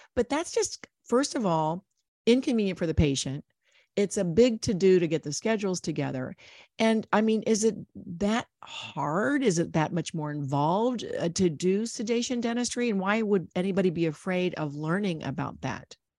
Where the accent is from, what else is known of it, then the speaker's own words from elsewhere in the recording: Ohio, United States; I grew up in Ohio